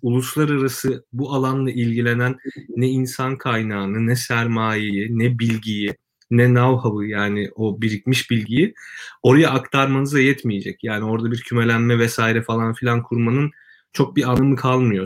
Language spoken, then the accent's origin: Turkish; Kırıkkale, Turkey; ben Kırıkkale'liyim